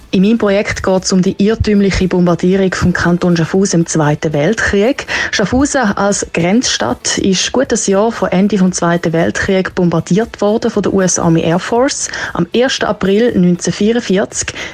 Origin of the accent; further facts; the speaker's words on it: Italy; Pizza, Pasta als Italienerin auch mega schwierig, aber Pizza.